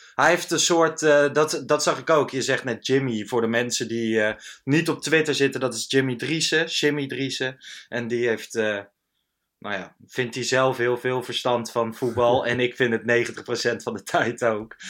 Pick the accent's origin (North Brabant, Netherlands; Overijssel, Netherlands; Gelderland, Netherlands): Gelderland, Netherlands; Lochem; moved away; Ik kwam uit uh, Lochem, daar was ik geweest, in de, in de achterhoek waar ik opgegroeid ben.